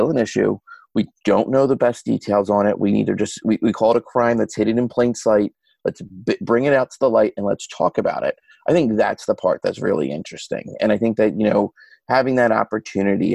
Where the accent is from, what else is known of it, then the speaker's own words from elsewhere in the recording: Philadelphia, Pennsylvania, United States; moved away as an adult; now in Washington, D.C., United States; I'm an Irish Catholic kid who grew up in Northeast Philadelphia